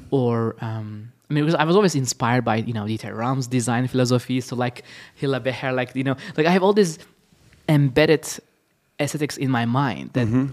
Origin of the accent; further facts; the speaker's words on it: Istanbul, Turkey; now in Los Angeles, United States; I'm originally from Istanbul, Turkey.